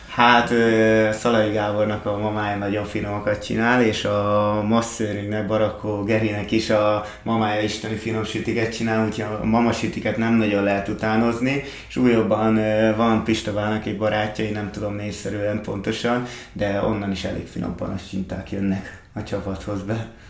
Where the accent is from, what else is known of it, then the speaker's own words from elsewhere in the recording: Hungary; fiatalok, magyarok vagyunk